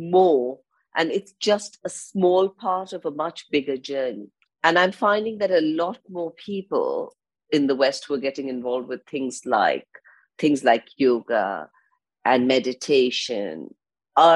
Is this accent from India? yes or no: yes; India; now in London, United Kingdom; I live in London. And I go back, I'm from India, I grew up in India, so I go back a lot to India